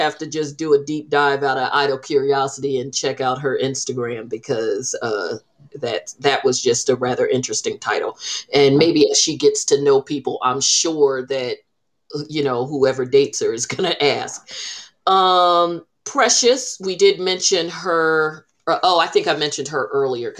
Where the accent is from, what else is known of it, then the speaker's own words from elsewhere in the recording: New Jersey, United States; when people ask us where we're from, we say Jersey, and they say what exit.